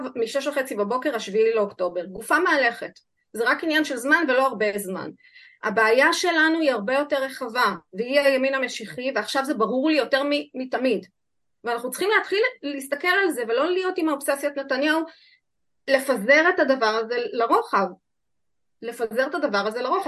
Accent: Israel; אני נולדתי כאן

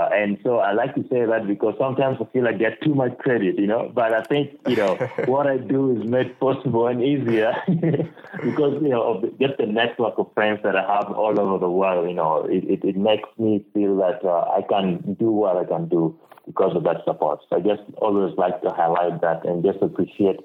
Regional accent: Lira District, Northern Region, Uganda; also born or lived in Norway / Oklahoma, United States; I'm currently based in Uganda, and particularly in my hometown of Lira district, that's in northern Uganda.

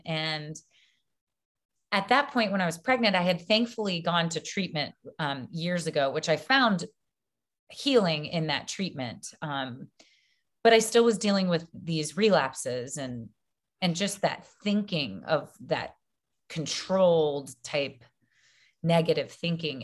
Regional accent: Baton Rouge, Louisiana, United States; I grew up in Baton Rouge, Louisiana.

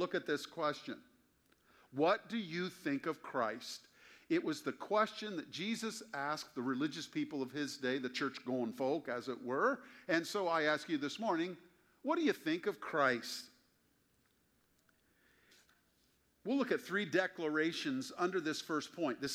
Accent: Springfield, Ohio, United States; born or raised there

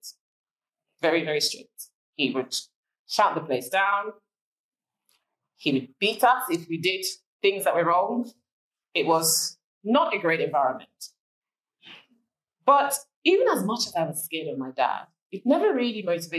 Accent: Nigeria; moved away; growing up in Nigeria

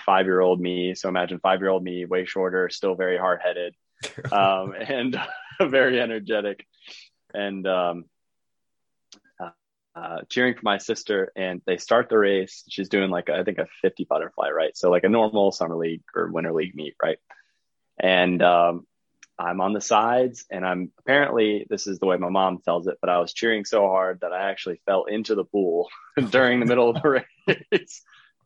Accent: Charlotte, North Carolina, United States; also born or lived in Fort Mill, South Carolina / Texas; Yeah, so from Fort Mill, South Carolina. I grew up in Charlotte, North Carolina

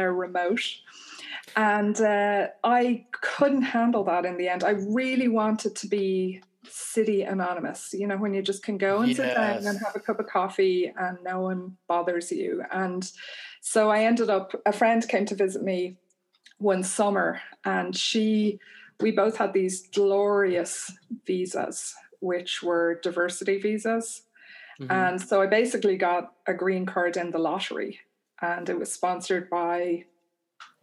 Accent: Ireland; also born or lived in New Mexico / San Francisco; now in Chicago, United States; I grew up in Ireland

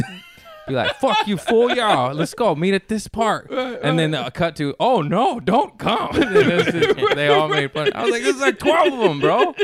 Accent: Torrance, California, United States; also born or lived in Harbor City, Los Angeles / Lomita; I grew up in Torrance in a nice neighborhood

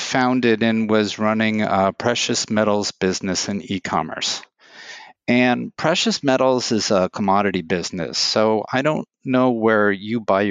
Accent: New York City, New York, United States; I'm from New York City

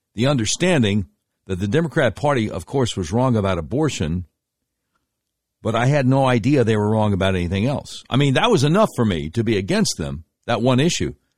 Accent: Charlotte, North Carolina, United States; growing up in Charlotte, North Carolina

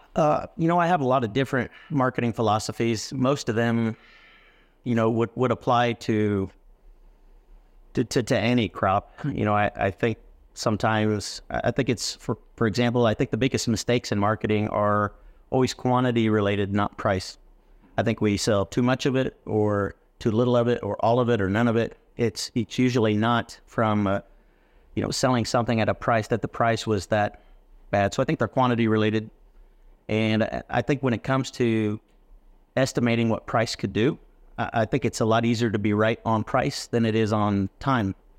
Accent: West Central Illinois, United States; also born or lived in Texas Panhandle; now in Texas, United States; I come from the Midwest. I'm a corn, soybean hog farmer from West Central Illinois

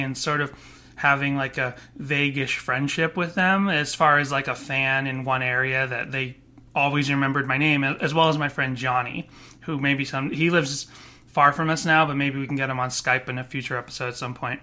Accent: Boston, Massachusetts, United States; moved away as an adult; also born or lived in Florida; when I grew up in Boston

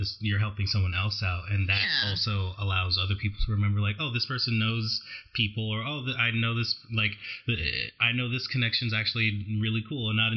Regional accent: New York, United States; now in Los Angeles, United States; I'm from New York

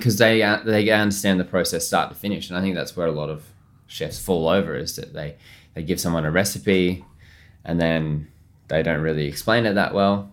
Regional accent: Australia; moved away as an adult; also born or lived in Melbourne / London; as an Aussie chef.

